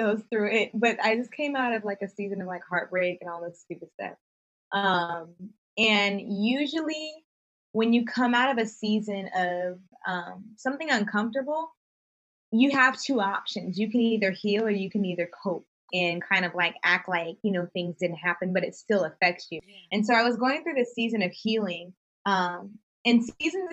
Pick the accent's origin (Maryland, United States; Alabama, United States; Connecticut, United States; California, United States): California, United States; the Bay Area; I'm from the Bay Area